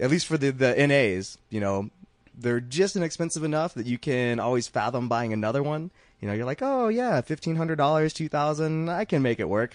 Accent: Georgia, United States; I'm from Georgia

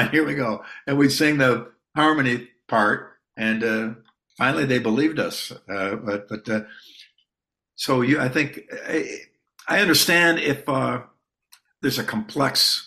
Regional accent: United States; an American musician

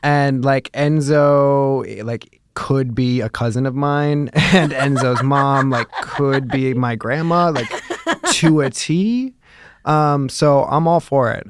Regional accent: Chicago, Illinois, United States; moved away; I grew up in Chicago

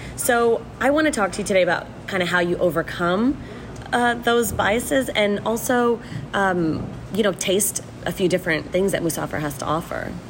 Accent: Houston, Texas, United States; also born or lived in Mumbai, India; Houston has been my home for more than 35 years

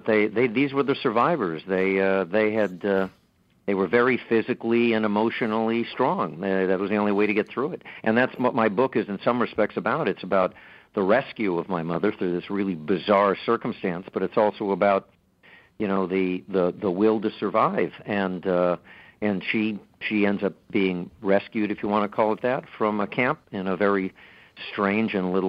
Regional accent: Los Angeles, California, United States; because I grew up in Los Angeles in the midst of a community of recent immigrants, post-World War II immigrants

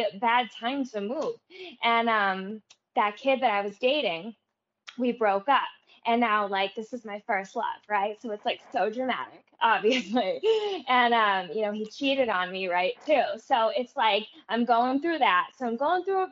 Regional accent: Everett, United States; when I was growing up in Everett

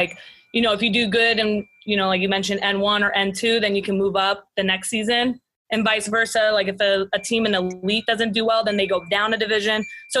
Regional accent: Biarritz, Nouvelle-Aquitaine, France; English is a second language; I'm from the Southwest. So Biarritz is the city I'm from. And it's right on the coast, so it's known for surfing. It's all about beaches and seafood. And I obviously am super thankful to be, you know, from France, but also to be from the beach.

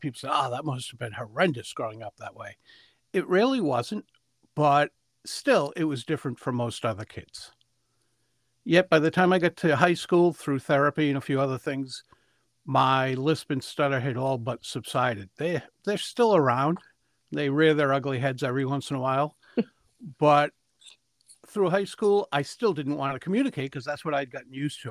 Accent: Providence, Rhode Island, United States; I grew up in Providence, the capital of Rhode Island, and great place to grow up.

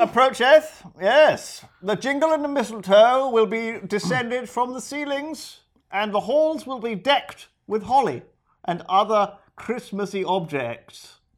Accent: United Kingdom; We're British

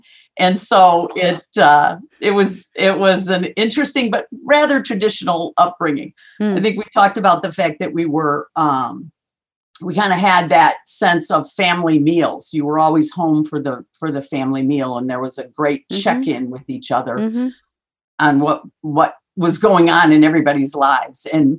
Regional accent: Minnesota, United States; now in Chicago, United States; So I was born in Minnesota and grew up there, moved several times when I was young, went to school in South Bend, Indiana, and then started my career here in Chicago.

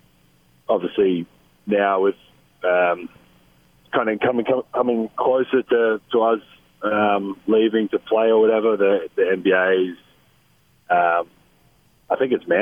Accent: Australia; moved away; I'm Australian, I've grown up there

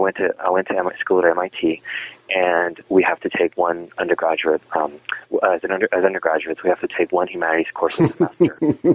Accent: Texas, United States; also born or lived in Massachusetts; when I was growing up in South Texas, even though we think of Mexican Americans in the U.S. as being an ethnic minority population. In South Texas, they're the majority population.

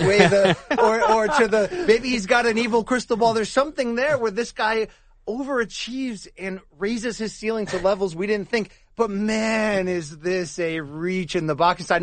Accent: Connecticut, United States; I grew up in Connecticut

